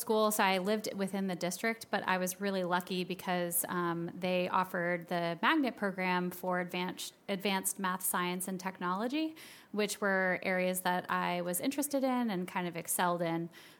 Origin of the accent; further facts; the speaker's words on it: Marietta, Georgia, United States; also born or lived in Boston; I was born in Boston, Massachusetts, and then spent most of my formative years in Marietta, Georgia. And that's actually where I grew up